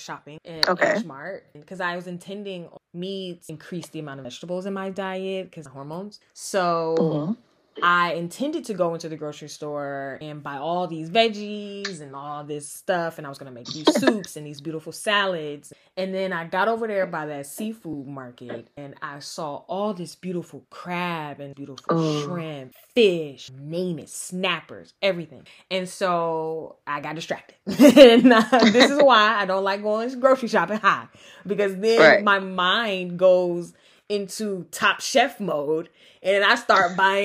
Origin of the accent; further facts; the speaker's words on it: Georgia, United States; we're both from the South, right? Yeah. From Georgia